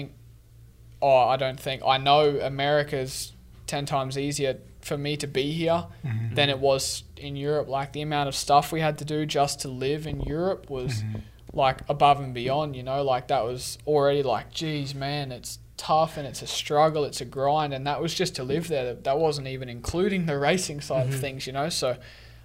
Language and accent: English; Sunshine Coast, Queensland, Australia; moved away; where I was from in Australia and Sunshine Coast was was pretty humid